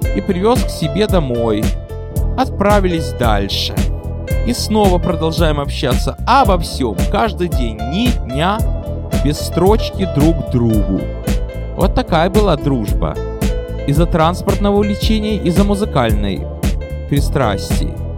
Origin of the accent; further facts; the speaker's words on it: Odesa, Odesa Oblast, Ukraine; now in New York, United States; Я из Одессы